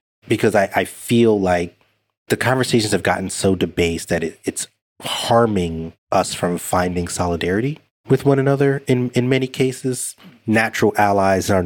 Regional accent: United States; I'm an American. Hold an American passport

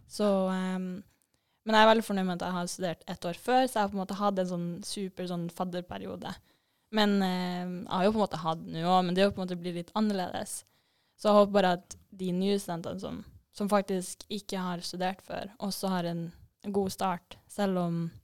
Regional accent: Vadsø, Troms og Finnmark, Norway; moved away as an adult; also born or lived in Trondheim; now in Bodø, Norway; Jeg er jo fra Vadsø

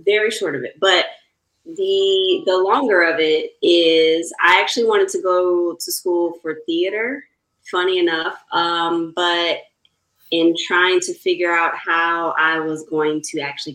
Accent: Chicago, Illinois, United States; moved away as an adult; also born or lived in Brooklyn, New York; Born and raised in Chicago and college in Chicago

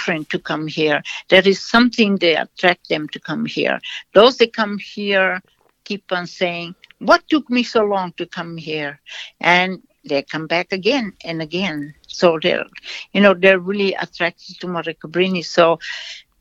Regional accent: Brazil; English is a second language; moved away; I was born in Brazil. I was educated there

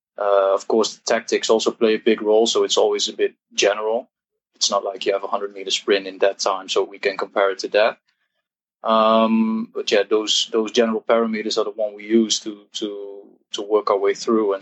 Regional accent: Eindhoven, North Brabant, Netherlands; I'm Dutch, 29 years old. I'm from Eindhoven, from the south of the Netherlands.

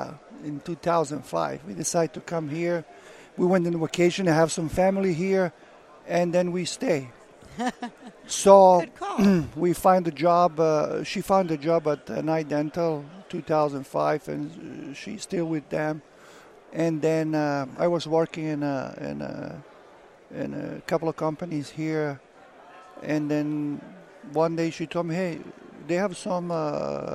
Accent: Bosnia & Herzegovina; now in United States; I'm from Bosnia

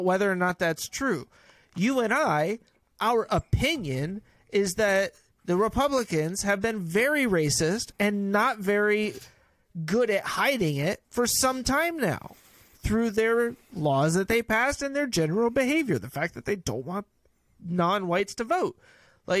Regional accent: California, United States; I grew up in California

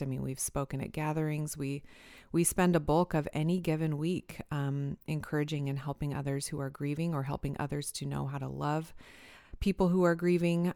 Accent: Fremont, Nebraska, United States; moved away as an adult; also born or lived in Illinois / Michigan; my hometown here in Fremont, Nebraska

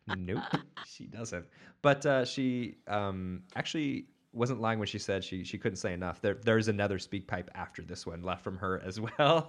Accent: Portland, United States; I did grow up in Portland

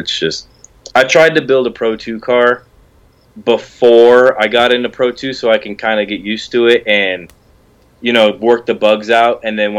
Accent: Colorado Springs, Colorado, United States; I'm from Colorado Springs, Colorado.

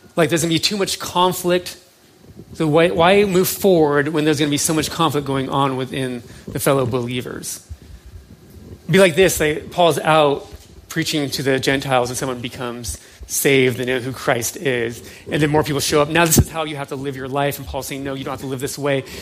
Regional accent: United States; who we are somewhat as an American

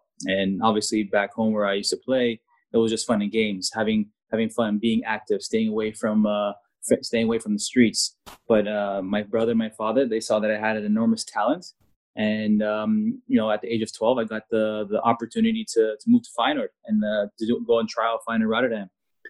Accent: Canada; And as a foreigner, as a Canadian at that time

